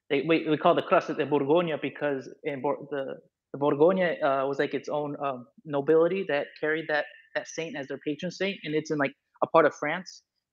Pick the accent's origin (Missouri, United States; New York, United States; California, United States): California, United States; Sacramento; so I'm from Sacramento, California. And yeah, I've converted to Catholicism